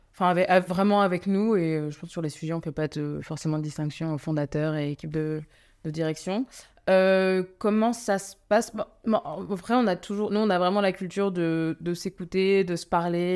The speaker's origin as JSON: {"language": "French", "country": "France", "said": "je suis française, mais je suis d'origine indienne"}